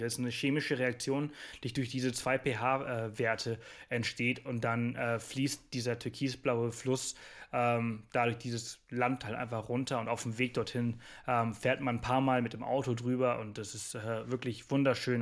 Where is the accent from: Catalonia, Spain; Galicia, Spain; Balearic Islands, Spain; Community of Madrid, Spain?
Balearic Islands, Spain; Mallorca; Ich bin ich bin Spanier, ich komme aus Mallorca